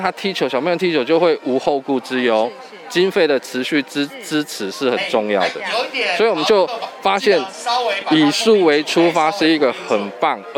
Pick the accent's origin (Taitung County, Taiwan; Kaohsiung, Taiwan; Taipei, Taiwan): Taitung County, Taiwan; Taitung; 那我是台东人，所以那个自然的环境是我们印象中很重要的回忆